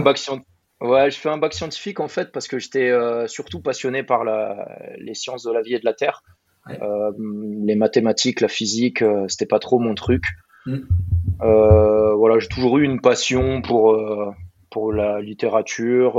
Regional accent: Burgundy, Bourgogne-Franche-Comté, France; moved away as an adult; also born or lived in Dijon; now in Marcoussis, France; Je suis né en Bourgogne, j'ai grandi en Bourgogne, en pleine campagne

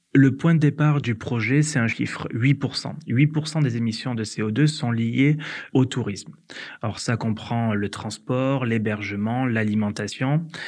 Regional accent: Hérault valley, Occitania, France; moved away as an adult; also born or lived in Paris; moi, je suis originaire de la vallée de l'Hérault, donc c'est en Occitanie, j'ai quitté du coup ma région euh, natale pour euh, mes études

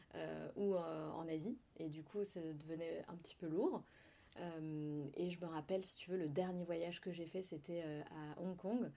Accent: Provence-Alpes-Côte d'Azur, France; also born or lived in Besançon; je suis née à Besançon. D'accord. Euh, donc, je suis byzantine. C'est pas du tout sexy, mais euh, c'est rigolo de le dire. Byzantine, oui, tout à fait. je suis partie de Besançon à l'âge de 6 ans, à peu mhm. près, 5-6 ans. et ensuite, j'ai grandi, du coup, j'ai découvert la Côte d'Azur et j'ai grandi sur la Côte d'Azur

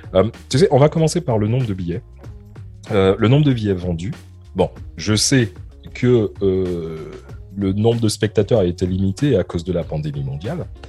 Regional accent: France

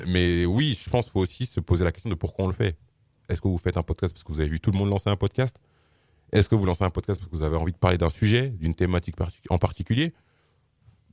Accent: Suresnes, Île-de-France, France; je suis né, j'ai grandi à Suresnes

